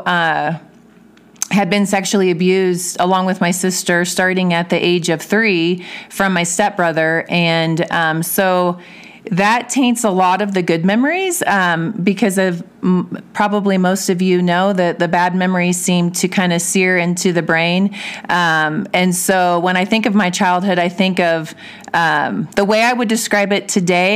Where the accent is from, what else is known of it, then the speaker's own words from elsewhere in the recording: Belton, Missouri, United States; moved away as an adult; also born or lived in Kansas City area; now in Woodland Park, United States; I was raised in Belton, Missouri, with my mom and my stepfather and my stepbrother